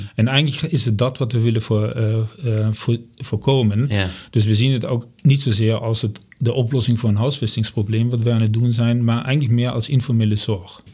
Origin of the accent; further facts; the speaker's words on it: Germany; accent: German; Dutch is a second language; moved away as an adult; now in Amersfoort, Netherlands; ik kom uit Duitsland. Ik ben in 1997 zijn met, ben ik met ons hele gezin ben ik hier naar Nederland verhuisd voor mijn werk